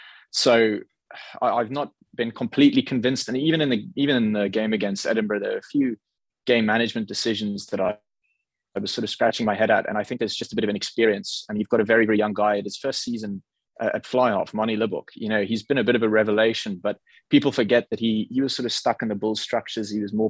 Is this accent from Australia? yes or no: no; South Africa; as a South African